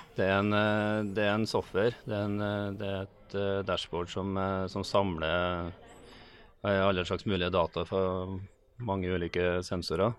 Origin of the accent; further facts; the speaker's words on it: Melhus, Trøndelag, Norway; Melhusbygg utenfor eh, Trondheim